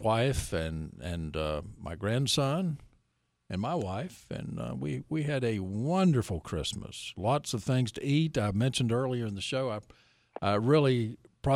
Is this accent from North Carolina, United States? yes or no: yes; Down East, North Carolina, United States; I grew up down east